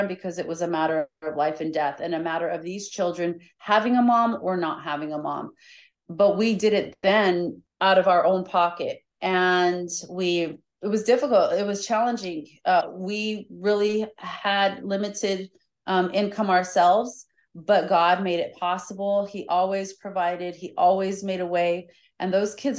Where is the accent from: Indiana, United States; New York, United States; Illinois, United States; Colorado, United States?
Colorado, United States; moved away as an adult; now in Florida, United States; I'm originally from Colorado, and I grew up there until almost 11 years ago when we came to Florida